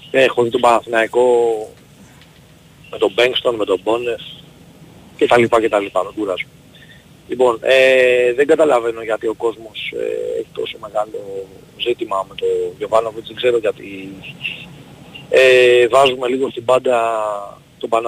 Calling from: Cholargos, Attica, Greece; Γεια σου παιδιά … είμαι από Χολαργό.

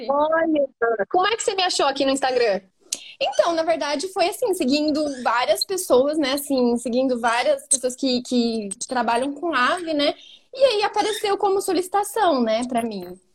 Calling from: Campinas, São Paulo, Brazil; minha casa, mas eu falo de Campinas.

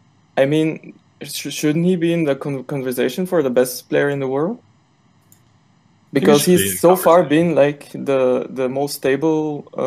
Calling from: Germany; I'm calling from Germany.

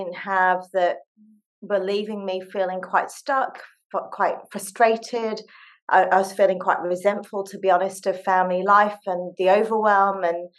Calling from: Sydney, New South Wales, Australia; I'm dialing in from Sydney, Australia. It's 11 o'clock at night here

